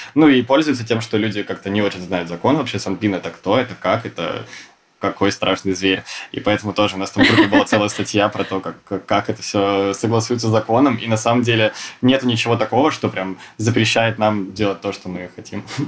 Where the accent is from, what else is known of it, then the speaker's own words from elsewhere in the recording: Saint Petersburg, Russia; я тоже из Санкт-Петербурга